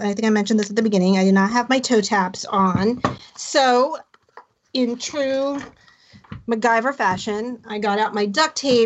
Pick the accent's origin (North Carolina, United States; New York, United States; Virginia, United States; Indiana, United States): Virginia, United States; Hampton Roads, Southern; I grew up in Southern Virginia in Hampton Roads.